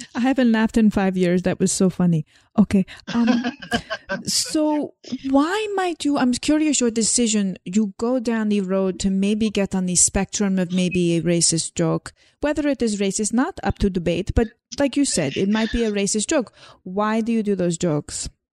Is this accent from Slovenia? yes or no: yes; Slovenia; moved away; I talk about growing up in Slovenia, but it's not actually how I grew up in Slovenia